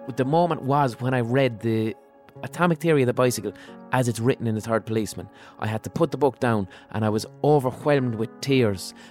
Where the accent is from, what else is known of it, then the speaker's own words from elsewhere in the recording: Limerick, Munster, Ireland; where I grew up in Limerick